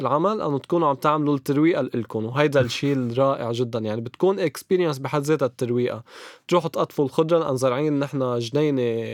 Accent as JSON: {"language": "Arabic", "area": "Chouf", "region": "Mount Lebanon", "country": "Lebanon", "said": "بنروح على الضيعه اللي بتاخذ ياخد العقل بمنطقتنا بالشوف"}